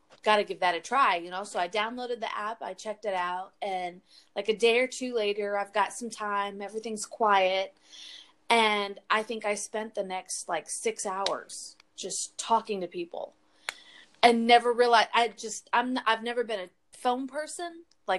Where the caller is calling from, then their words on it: Texas, United States; I'm in Texas.